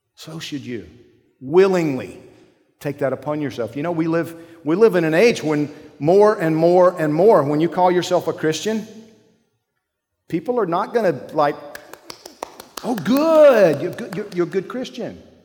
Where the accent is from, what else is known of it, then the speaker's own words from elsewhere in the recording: Georgia, United States; I'm from Georgia